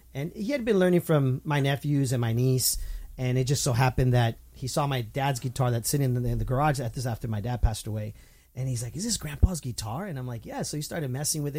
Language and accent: English; Southern California, United States; Southern California people have a certain way we talk